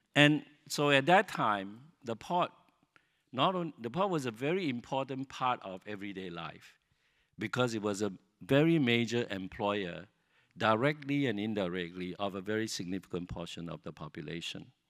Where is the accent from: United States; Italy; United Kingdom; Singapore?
Singapore; Singapore and being Singaporean become something we could invest ourself, become something that is our own